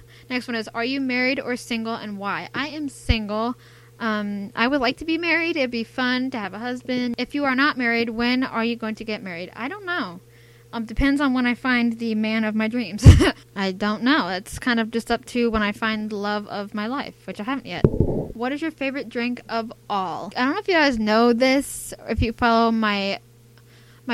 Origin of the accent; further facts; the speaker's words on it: United States; accent: American; I'm from America. I think you can tell by my accent that I'm American.